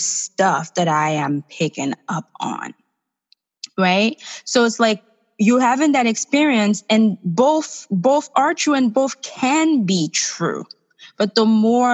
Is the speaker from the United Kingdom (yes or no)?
no; Haiti; now in United States; I'm from Haiti, and I grew up with my mom, who's a single mom, and we have family back home